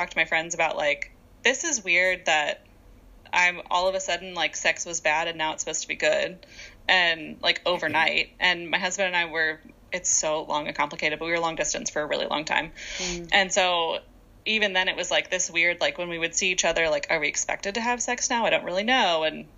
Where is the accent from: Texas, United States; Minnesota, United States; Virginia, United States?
Virginia, United States; moved away as an adult; I grew up in Virginia